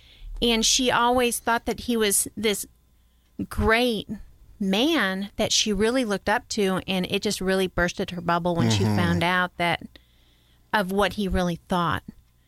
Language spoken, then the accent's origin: English; New York, United States; I grew up in New York. I grew up in a pretty white bread neighborhood, mm-hmm. small town